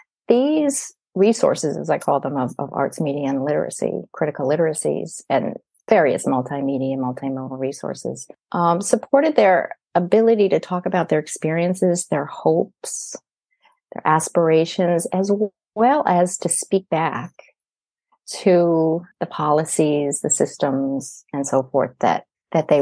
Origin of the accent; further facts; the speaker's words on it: United States; now in Canada; I grew up in the United States